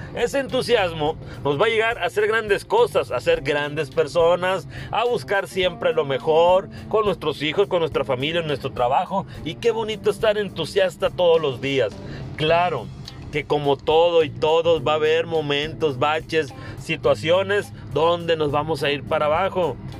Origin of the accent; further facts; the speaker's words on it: Carbó, Sonora, Mexico; now in Hermosillo, Mexico; allá en Carbol, mi pueblo